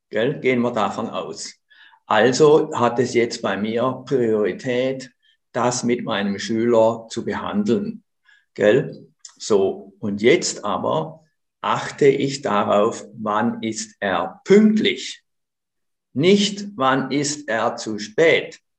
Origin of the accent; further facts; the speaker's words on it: Konstanz, Baden-Württemberg, Germany; now in Switzerland; ich komme aus Konstanz am Bodensee.